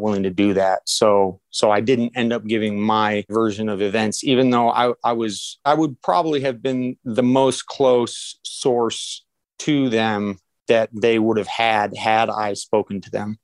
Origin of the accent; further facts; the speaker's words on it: Alaska, United States; moved away as an adult; I was born in Alaska, moved away for a little bit, but we moved back when I was about 11 years old, and I lived there till I was about 27